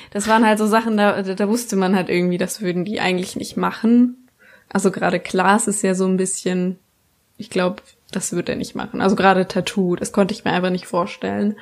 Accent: Baden-Württemberg, Germany; ich komme aus Baden-Württemberg

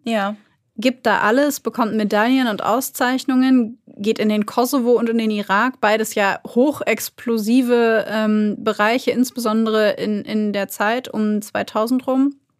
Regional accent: Germany; bei uns in Deutschland

